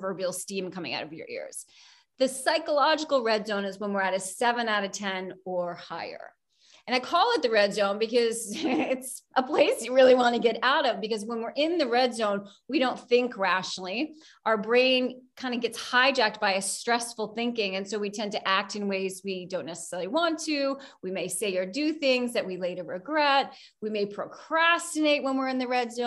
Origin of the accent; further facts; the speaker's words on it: outside of New York, United States; moved away as an adult; now in Chicago, United States; I grew up outside of New York